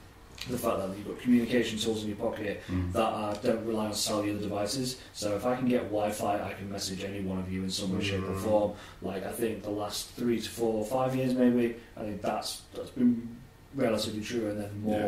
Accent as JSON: {"language": "English", "region": "New York", "country": "United States", "said": "I'm from New York."}